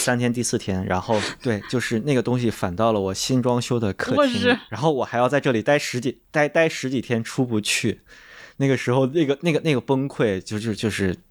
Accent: North China, China; 就在北方农村，其实旱厕什么的就随随地的，就我小时候也在农村生活过，就觉得完全 OK。

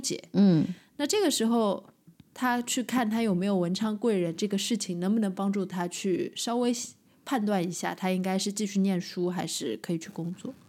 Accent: Shanghai, China; accent: Shanghainese; 我们上海话说翘脚

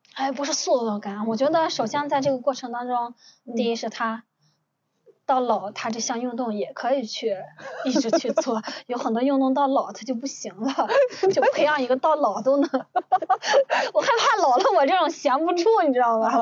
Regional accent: Ningxia, China; 我们宁夏人

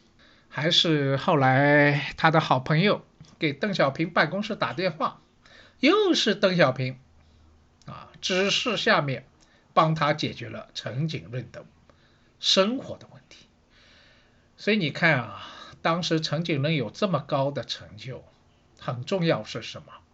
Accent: Shanghai, China; 我是上海人，所以呢，对城市这一块呢，好像也特别有感觉

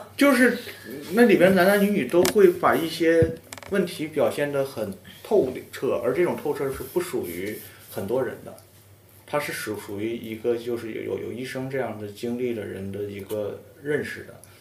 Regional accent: Northeast China, China; 我们东北人

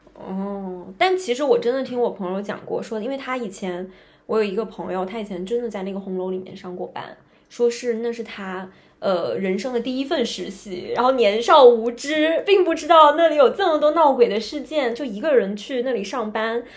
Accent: Northeast China, China; moved away; 因为我老家东北的嘛

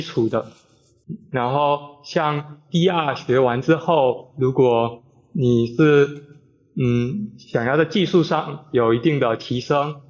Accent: Fujian, China; 我是二年级医学影像技术专业的，呃，来自福建的

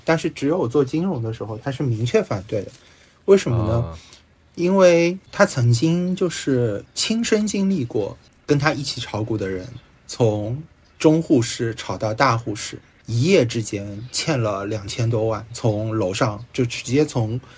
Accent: Shanghai, China; 我小时候是住在静安， 住过一阵子吧

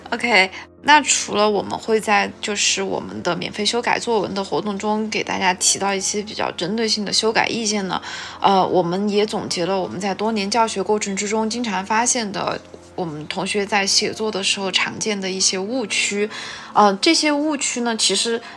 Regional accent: China; first language Chinese; 作为中国人来说，我们的母语

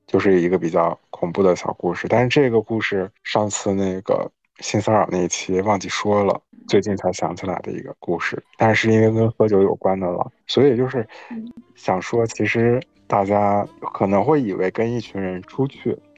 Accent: Northeast China, China; now in Melbourne, Australia; 我是在东北出生的

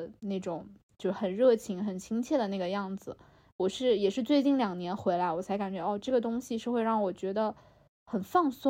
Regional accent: China; 然后像我这种在内陆长大的人，其实我就会更喜欢水，就是一些河啊、海啊、湖啊，尤其是海，就是像我们这种内陆，就是根本就很少见到

